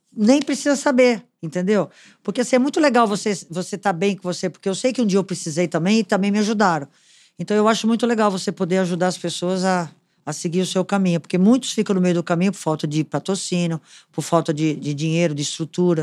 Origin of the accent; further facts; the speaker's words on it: Potirendaba, São Paulo, Brazil; Eu sou de uma cidade do interior de São Paulo, perto de São João do Rio Preto, chamada Potirendaba.